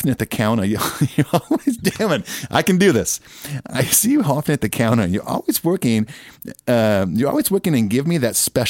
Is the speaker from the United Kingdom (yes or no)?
yes; United Kingdom; Yeah, Joyce, I'm British.